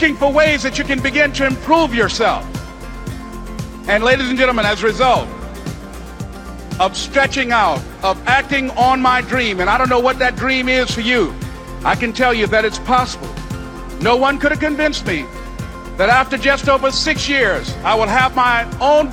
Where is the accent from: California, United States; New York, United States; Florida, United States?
Florida, United States; Miami; born or raised there